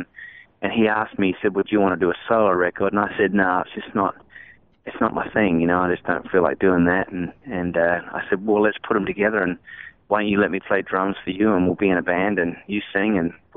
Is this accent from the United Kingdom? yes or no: no; Australia; I think growing up in Aussie as a kid, you know, your first allegiance was to Aussie bands.